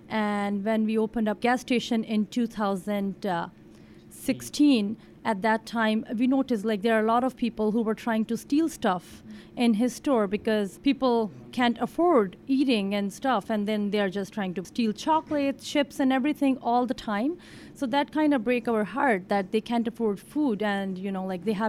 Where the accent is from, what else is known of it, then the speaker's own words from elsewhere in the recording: India; moved away as an adult; now in Winnipeg, Canada; We both are from India. I'm also an international student here. I came in 2010.